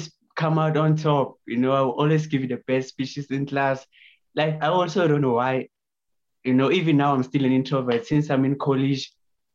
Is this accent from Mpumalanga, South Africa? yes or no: yes; Lydenburg, Mpumalanga, South Africa; born and raised in Lydenburg, which is in South Africa.